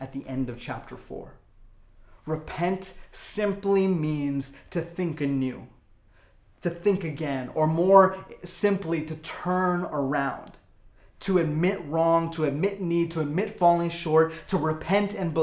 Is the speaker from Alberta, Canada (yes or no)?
yes; Calgary, Alberta, Canada; I was born in Calgary